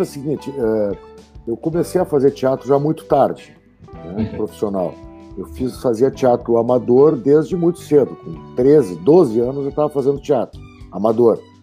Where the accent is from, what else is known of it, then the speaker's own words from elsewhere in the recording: Porto Alegre, Rio Grande do Sul, Brazil; eu optei em ser caboclo na minha aldeia. Então eu passei a empreender culturalmente em Porto Alegre